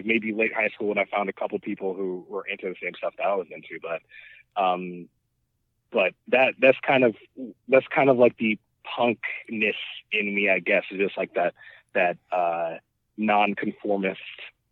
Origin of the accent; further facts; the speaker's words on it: New York City, New York, United States; born and raised in Brooklyn